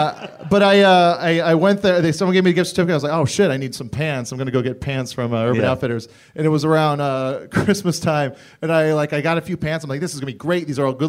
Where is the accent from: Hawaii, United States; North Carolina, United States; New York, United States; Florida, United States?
Hawaii, United States; Kailua; moved away; I grew up in the town of Kailua, which is on the windward side.